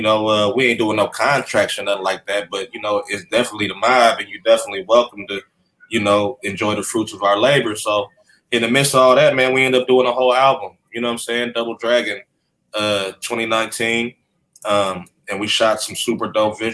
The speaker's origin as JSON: {"language": "English", "town": "Sacramento", "region": "California", "country": "United States", "tie": "born or raised there", "said": "I'm from Sacramento"}